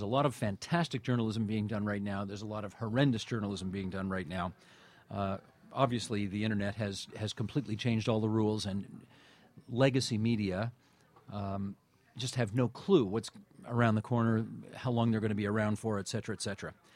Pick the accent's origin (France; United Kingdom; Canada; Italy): Canada; Hamilton, Ontario; also born or lived in Toronto / Boston; I grew up on the West Mountain in Hamilton, and had a very nice, you know, middle class existence in the Steel City